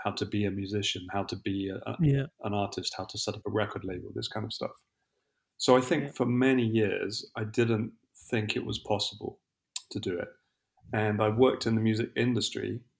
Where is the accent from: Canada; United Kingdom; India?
United Kingdom; London; moved away as an adult; also born or lived in Italy / Brazil; now in Lisbon, Portugal; I'm originally from England. I spent most of my life living in London.